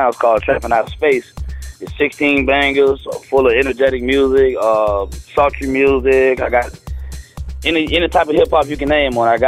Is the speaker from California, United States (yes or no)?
no; St. Petersburg, Florida, United States; St. Petersburg, Florida.